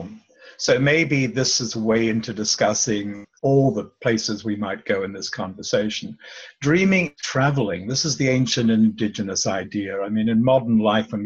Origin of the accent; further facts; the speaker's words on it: Australia; also born or lived in Melbourne, Australia; I was born in Australia. Whether I ever grew up is a matter of discussion, but I was born in Australia. At 3 years old, my mother said, I'll take you to meet family out on the West Coast. We were living in Melbourne